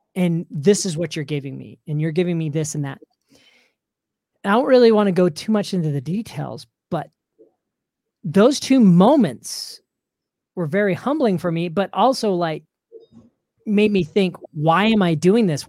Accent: Salt Lake City, Utah, United States; also born or lived in Orlando; And this is where I grew up here in Salt Lake City.

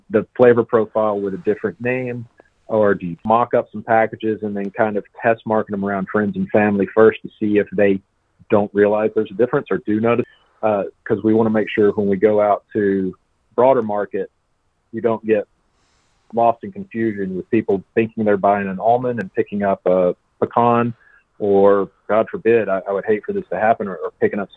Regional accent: South Georgia, United States; I'm from South Georgia and big pecan growing area down there

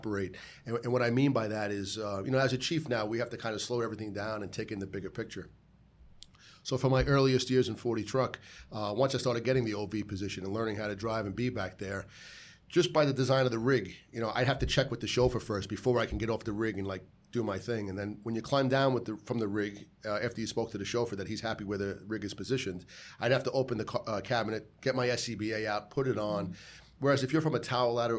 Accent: New York City, New York, United States; I'm from Bay Ridge, Sunset Park, Brooklyn, and I grew up around the corner

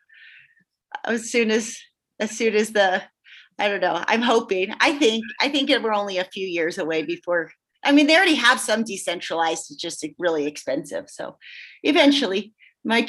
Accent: Southern California, United States; now in Montana, United States; I'm from Southern California

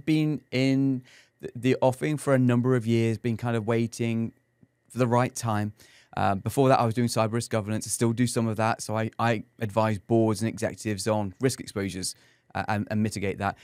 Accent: England, United Kingdom; now in San Antonio, United States; as an Englishman here in San Antonio, my USP is the fact that I'm English

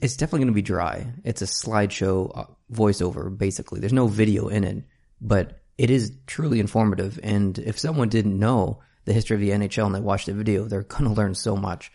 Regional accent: Canada; as a Canadian

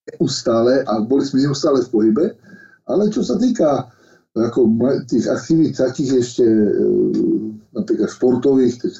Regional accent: Lastomír, Košice Region, Slovakia; also born or lived in Michalovce / Moscow; ja som sa narodil v Michalovciach, uh, moje, je, tak udáva e, dokumentov, ale celý život som prežil v Lastomíri, kde bol môj otec s prácom farnosti

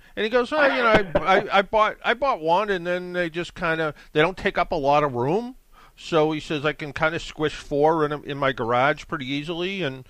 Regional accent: New England, United States; I'm from New England

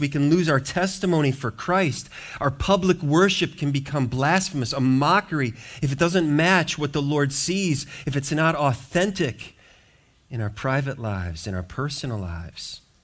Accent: Racine, Milwaukee area, Wisconsin, United States; moved away; where I grew up in the Wisconsin, Racine, Milwaukee area

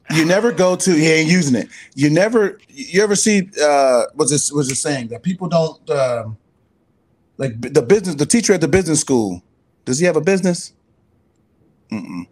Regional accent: California, United States; my home state, California

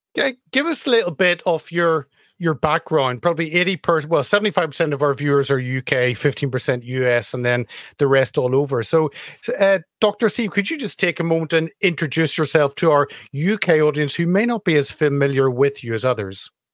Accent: Belfast, Northern Ireland, United Kingdom; moved away; from my home town back in Belfast.

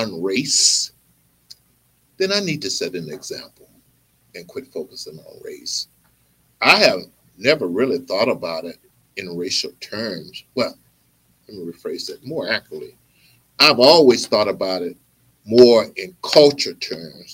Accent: Mississippi, United States; I'm from Mississippi too.

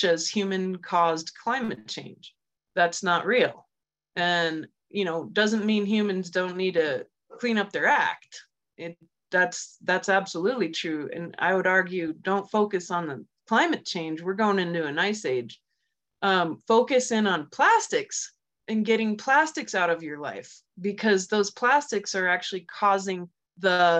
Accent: Germany; moved away; I grew up in Germany during the Cold War and as a little psychic kid.

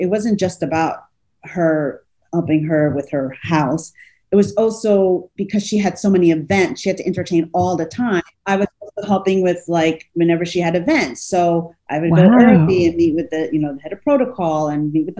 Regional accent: United States; moved away as an adult; also born or lived in Los Angeles; now in Rome, Italy; I'm American

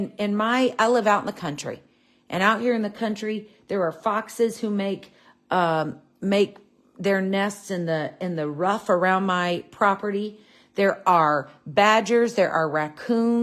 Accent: United States

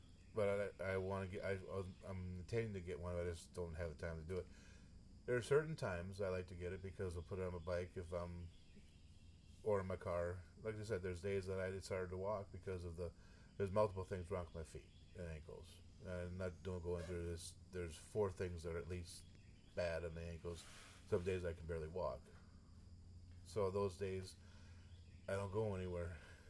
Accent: Midwest, United States; accent: northern; region up around Minnesota, Wisconsin, Iowa, South Dakota, North Dakota, Minnesota. That's where my northern accent comes out at. I say Minnesota.

